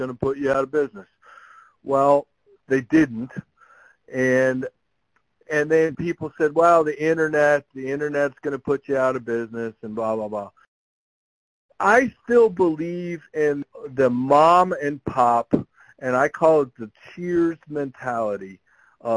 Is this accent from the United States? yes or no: yes; South Florida, United States; now in Columbus, United States; I grew up fishing in South Florida